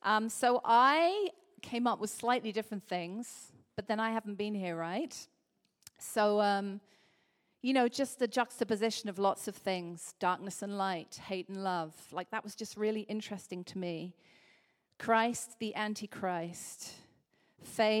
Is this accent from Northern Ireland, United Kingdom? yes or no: no; Liverpool, North West England, United Kingdom; I'm from Liverpool.